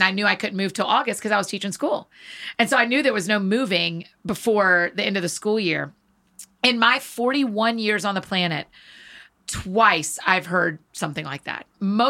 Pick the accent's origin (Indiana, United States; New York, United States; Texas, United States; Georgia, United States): Georgia, United States; Marietta; moved away as an adult; now in Nashville, United States; So I grew up in Georgia. I grew up in Marietta.